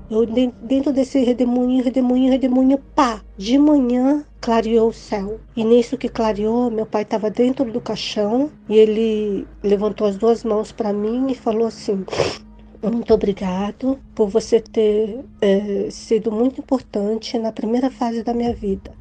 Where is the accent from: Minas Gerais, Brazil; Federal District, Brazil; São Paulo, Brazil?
Federal District, Brazil; Brasília; eu sou de Brasília, DF